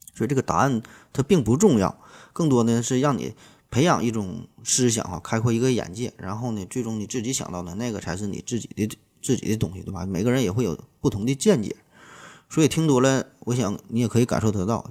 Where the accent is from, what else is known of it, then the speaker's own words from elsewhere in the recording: Northeast China, China; accent: Northeastern (Dongbei); 咱东北话